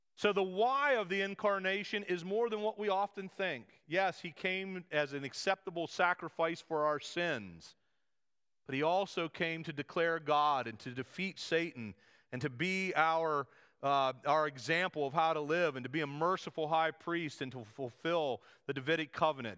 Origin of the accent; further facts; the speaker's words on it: United States